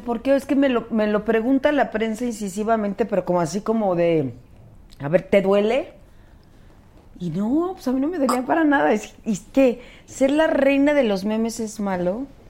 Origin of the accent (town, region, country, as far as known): Mexico